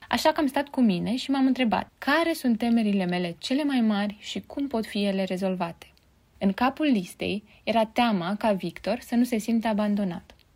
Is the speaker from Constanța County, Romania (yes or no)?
yes; Constanța, Constanța County, Romania; moved away as an adult; also born or lived in Bucharest; now in Constanța, Romania; Să te muți în alt oraș, chiar și orașul de proveniență, nu este neapărat cel mai ușor lucru, mai ales după vreo 12 ani în București.